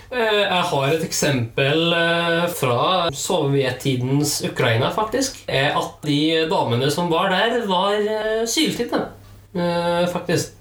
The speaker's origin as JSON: {"language": "Norwegian", "region": "Trøndelag", "country": "Norway", "said": "jeg er fra Trøndelag"}